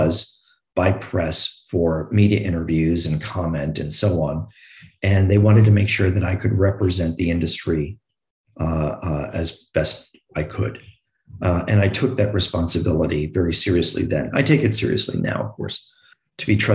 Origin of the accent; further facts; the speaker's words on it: New York, United States; I'm from New York